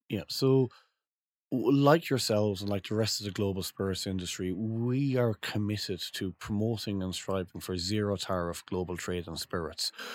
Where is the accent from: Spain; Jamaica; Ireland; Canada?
Ireland; I come from Ireland, which is a great island for drinks